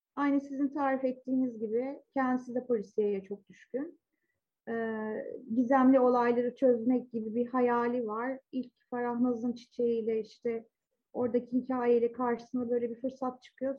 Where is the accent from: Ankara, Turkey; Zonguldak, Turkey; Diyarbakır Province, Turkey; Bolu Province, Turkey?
Zonguldak, Turkey; 70'lerin sonunda ve 80'lerde çocukluk ve daha sonra ergenliğimi geçirdim Zonguldak'ta.